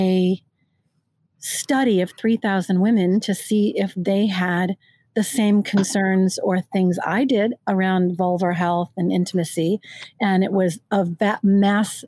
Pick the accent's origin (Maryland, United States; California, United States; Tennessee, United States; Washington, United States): California, United States; I'm from California